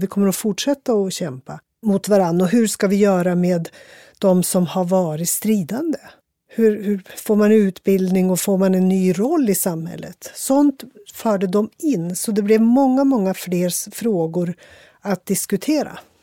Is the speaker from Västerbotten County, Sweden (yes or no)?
yes; Västerbotten County, Sweden; jag är ju västerbottning